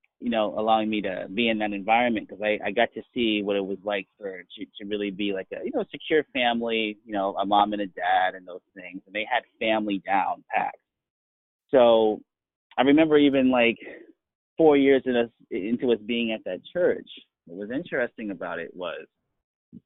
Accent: Manchester, Connecticut, United States; also born or lived in Florida / Hartford, Connecticut / Arizona; now in Western Massachusetts, United States; I'm actually was born in Florida. I was raised in Connecticut

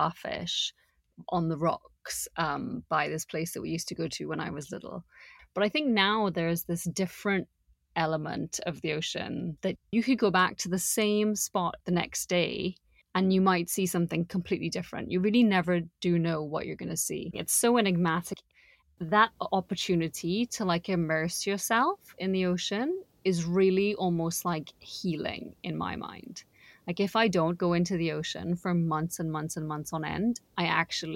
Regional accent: Trinidad & Tobago; I'm from Trinidad and Tobago

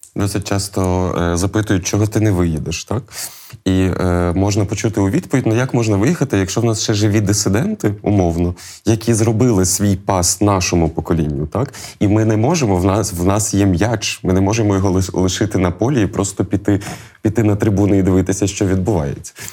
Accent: Lviv, Lviv Oblast, Ukraine; ми зі Львова, ми помаранчеві

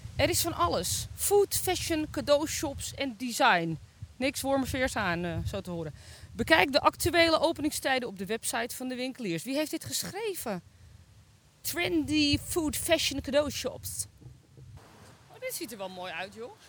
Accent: Zaandam, North Holland, Netherlands; wij komen uit Zaandam

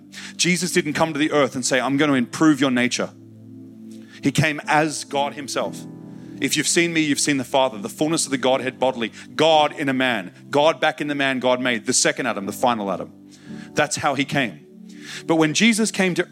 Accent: Australia; I'm just an Aussie guy

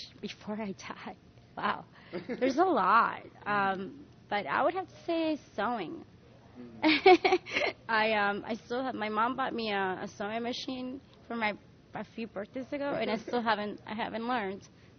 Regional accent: New York, United States; As a New Yorker, you learn fast you have to have flats with you at all times in your bag.

